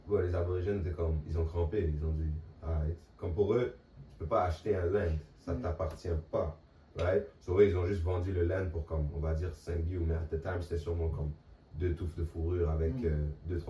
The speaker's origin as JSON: {"language": "French", "town": "Montreal", "region": "Quebec", "country": "Canada", "also_born_or_lived": "Manitoba", "moved": "yes", "said": "moi je viens de Montréal"}